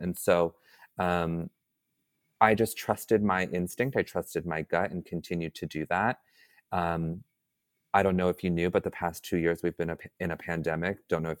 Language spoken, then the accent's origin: English; Atlanta, Georgia, United States; born there; So like I said, I was adopted. I was born in Atlanta, Georgia, and I was adopted at 2 weeks.